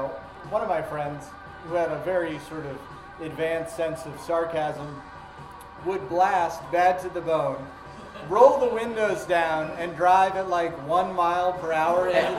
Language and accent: English; Herndon, Virginia, United States; Spent most of my time in Northern Virginia.